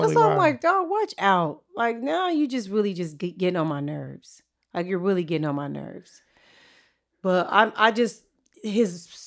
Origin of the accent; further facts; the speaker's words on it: Inglewood, California, United States; I'm from Inglewood.